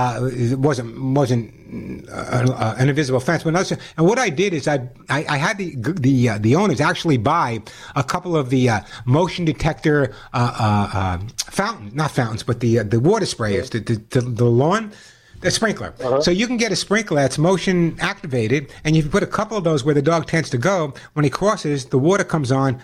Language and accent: English; Long Island, New York, United States; also born or lived in Los Angeles; now in Santa Monica, United States; I grew up in Long Island